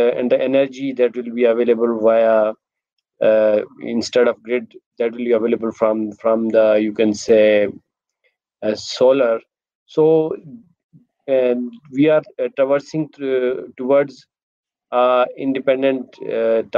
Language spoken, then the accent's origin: English; Muzaffarabad, Azad Kashmir, Pakistan; moved away as an adult; now in Islamabad, Pakistan; I am from Kashmir